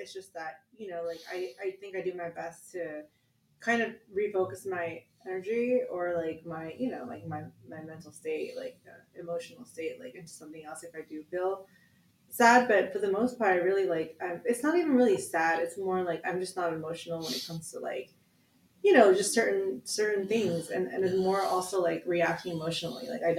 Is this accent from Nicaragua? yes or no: no; Philippines; And for me, like, being a Filipino woman, we're very, like, much high level nurturers, you know